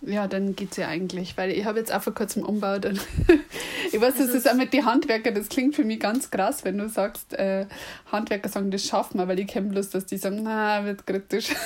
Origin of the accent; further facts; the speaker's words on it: Munich, Bavaria, Germany; accent: Lower Bavarian; Ich bin übrigens eher aus München und ich rede tatsächlich Dialekt.